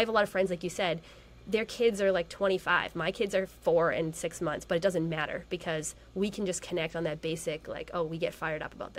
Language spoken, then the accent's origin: English; Massachusetts, United States; moved away; also born or lived in Colorado; I'm from Massachusetts